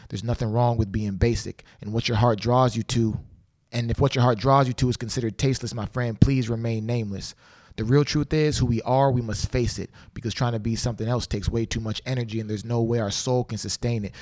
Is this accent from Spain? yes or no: no; Canada; I'm from Canada